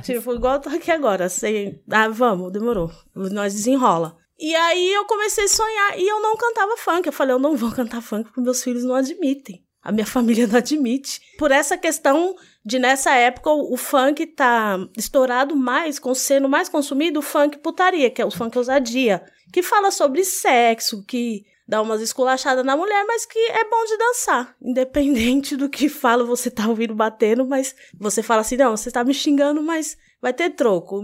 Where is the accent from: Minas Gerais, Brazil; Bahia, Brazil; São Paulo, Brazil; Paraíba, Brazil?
São Paulo, Brazil; also born or lived in Jardim São Carlos, Zona Leste, São Paulo; na comunidade Americanópolis, que foi onde eu cresci, que foi na Zona Sul, depois eu fui para a Zona Leste, no Jardim São Carlos